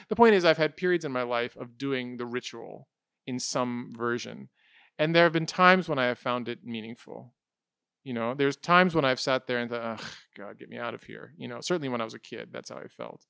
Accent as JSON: {"language": "English", "country": "United States", "tie": "born or raised there", "said": "we're growing up in the United States"}